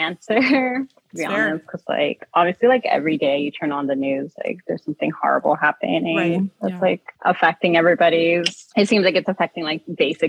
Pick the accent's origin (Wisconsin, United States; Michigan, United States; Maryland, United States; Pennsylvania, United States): Pennsylvania, United States; Philadelphia; No, I'm from Philly. Like, I don't care.